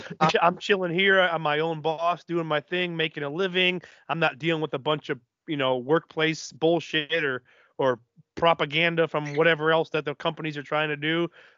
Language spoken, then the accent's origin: English; Indiana, Midwest, United States; moved away; I'm originally from right there, Illinois, Indiana.